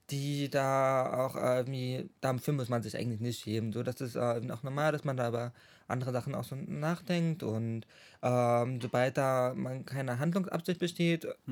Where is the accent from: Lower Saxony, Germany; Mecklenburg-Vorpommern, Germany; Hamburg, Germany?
Mecklenburg-Vorpommern, Germany; Schwerin; moved away as an adult; now in Chemnitz, Germany; ich wohne in Chemnitz seit 2016. Ich bin, komme eigentlich aus Schwerin, MacPom, aus meiner Heimat